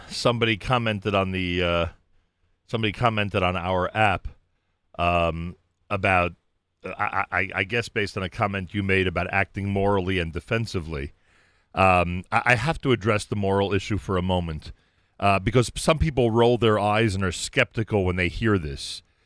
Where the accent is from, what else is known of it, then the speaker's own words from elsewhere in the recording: United States; I'm an American